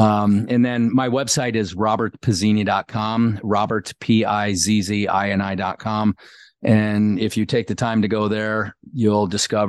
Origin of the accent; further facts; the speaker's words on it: Kenosha, Wisconsin, United States; A small town called Kenosha, Wisconsin.